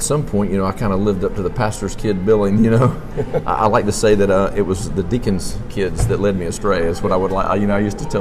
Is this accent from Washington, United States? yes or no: no; Montgomery, Alabama, United States; born or raised there; also born or lived in West Palm Beach, Florida / Nashville